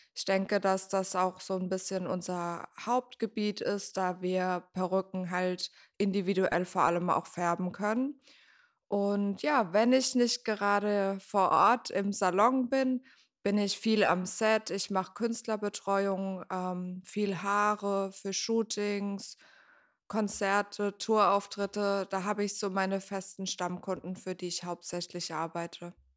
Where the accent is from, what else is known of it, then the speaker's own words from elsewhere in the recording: near Mannheim, Baden-Württemberg, Germany; moved away as an adult; also born or lived in Frankfurt am Main; now in Berlin, Germany; ich komme ursprünglich aus der Nähe von Mannheim und ich bin vor zehn Jahren nach Berlin gezogen.